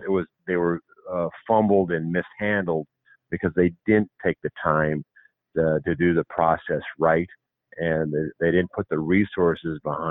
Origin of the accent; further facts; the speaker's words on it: Montana, United States; I'm from Montana